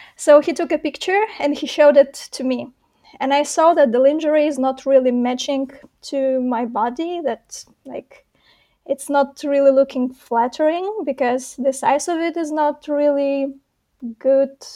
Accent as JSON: {"language": "English", "country": "Belarus", "tie": "born or raised there", "moved": "as an adult", "lives_now": "Warsaw, Poland", "said": "originally I was born and raised in Belarus."}